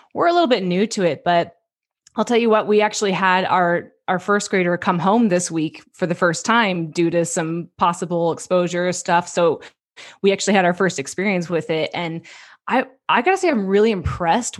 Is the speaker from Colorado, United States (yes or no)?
yes; Longmont, Colorado, United States; also born or lived in Boulder, Colorado / Denver, Colorado; I grew up in Longmont and I went to all Longmont schools, graduated from Longmont High School